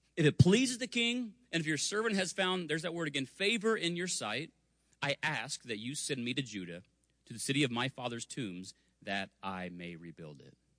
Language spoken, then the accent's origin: English; Spring Hill, Kansas, United States; I grew up in Spring Hill, Kansas.